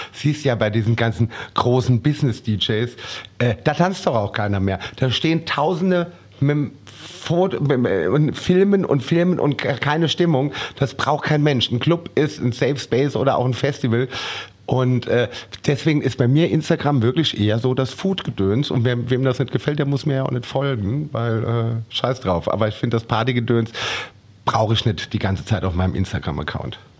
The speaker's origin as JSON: {"language": "German", "country": "Germany", "said": "bei uns in Deutschland"}